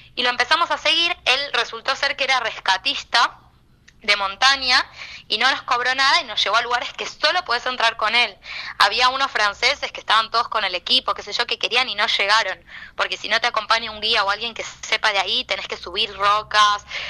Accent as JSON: {"language": "Spanish", "region": "Buenos Aires", "country": "Argentina", "said": "yo soy porteña"}